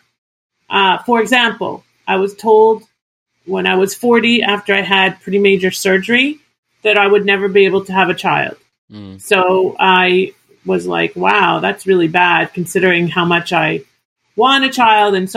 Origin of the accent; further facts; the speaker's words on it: Toronto, Ontario, Canada; moved away as an adult; I was born in Toronto, born and raised in Toronto